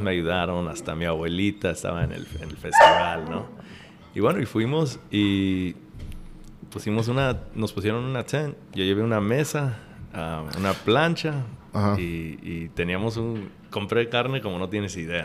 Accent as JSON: {"language": "Spanish", "town": "Chicago", "region": "Illinois", "country": "United States", "also_born_or_lived": "Veracruz, Mexico", "moved": "yes", "lives_now": "Atlanta, United States", "said": "yo soy de Chicago"}